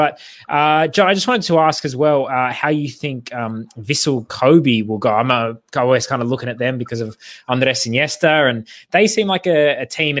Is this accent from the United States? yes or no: no; Australia; as an Australian football journalist, I do want all the Australian teams to do well.